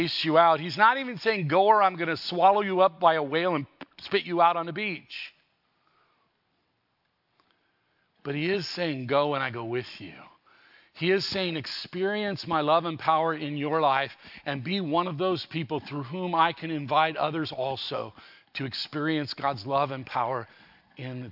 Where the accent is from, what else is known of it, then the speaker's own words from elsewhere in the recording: Southern California, United States; I grew up in Southern California